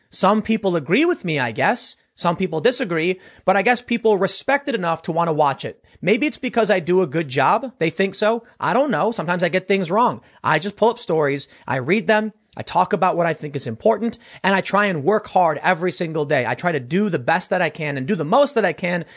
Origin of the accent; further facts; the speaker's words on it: Chicago, Illinois, United States; I'm from Chicago